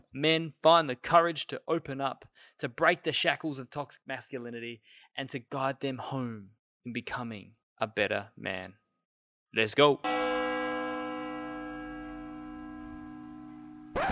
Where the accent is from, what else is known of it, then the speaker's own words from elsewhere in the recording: Australia; we're all Aussie